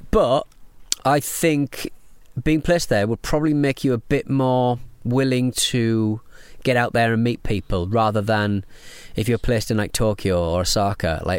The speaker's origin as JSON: {"language": "English", "country": "South Africa", "said": "I'm from South Africa."}